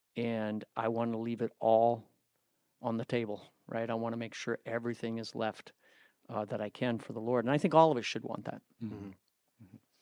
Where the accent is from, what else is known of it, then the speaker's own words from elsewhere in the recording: United States; as an American, a North American from the United States